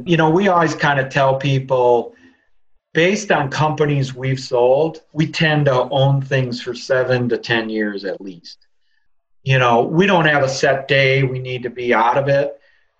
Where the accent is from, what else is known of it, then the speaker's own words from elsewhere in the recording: Midwest, United States; We're real people from the Midwest, and we're going to be involved in the business